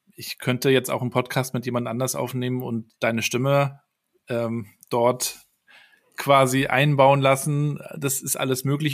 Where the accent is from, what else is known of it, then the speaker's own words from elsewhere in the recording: Rostock, Mecklenburg-Vorpommern, Germany; ich bin dann ähm, aus in Rostock aufgewachsen, 200.000 Einwohner